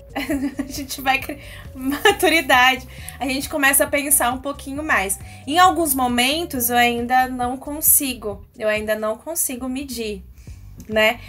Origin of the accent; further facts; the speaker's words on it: Bauru, São Paulo, Brazil; Eu amo Bauru. Eu não sei explicar, eu gosto daqui. Eu cresci aqui